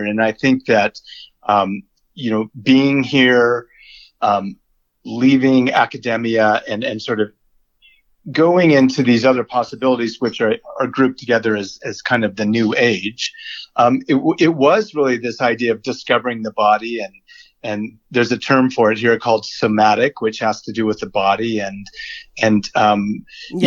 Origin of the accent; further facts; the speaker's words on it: United States; I'm a white male, so I'm already American